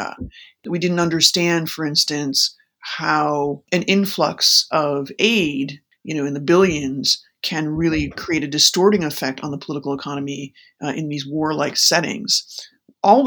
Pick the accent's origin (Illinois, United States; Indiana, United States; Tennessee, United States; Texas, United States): Illinois, United States; Chicago; I grew up in Chicago on the South and North Side